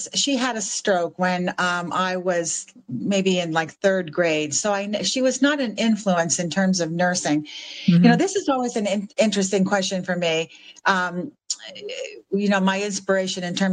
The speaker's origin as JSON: {"language": "English", "town": "Sussex", "region": "New Jersey", "country": "United States", "tie": "born or raised there", "also_born_or_lived": "Vermont / New London, Connecticut / Pensacola, Florida / Iceland", "moved": "as an adult", "said": "I was born in Northern New Jersey in a tiny town called Sussex in Sussex County, which is way up in the very tip of New Jersey"}